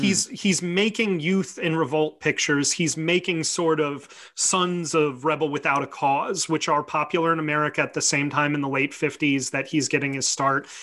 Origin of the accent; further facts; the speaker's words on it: United States; as an American